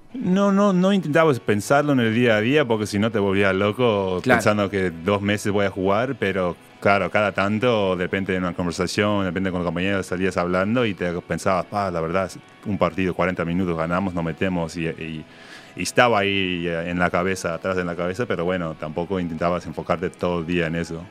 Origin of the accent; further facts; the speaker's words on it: New York, United States; moved away as an adult; also born or lived in Uruguay / Spain; yo fui al high school a tres cuadras y es del Bronx ahí